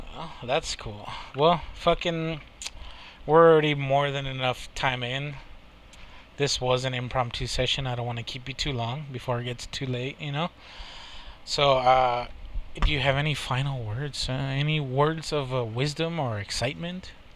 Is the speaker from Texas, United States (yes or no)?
yes; Texas, United States; I'm from Texas